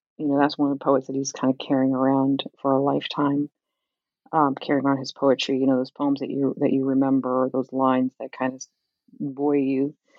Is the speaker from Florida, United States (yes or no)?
no; Camden, New Jersey, United States; growing up in Camden